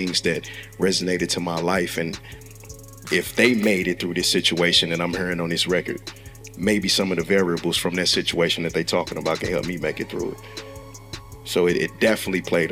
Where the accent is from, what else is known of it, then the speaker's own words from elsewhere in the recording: St. Louis, Missouri, United States; I'm born and raised, I'm from North City, St. Louis